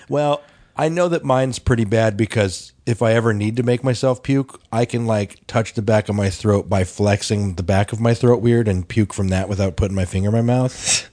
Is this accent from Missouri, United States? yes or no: no; Denver, Colorado, United States; growing up in Denver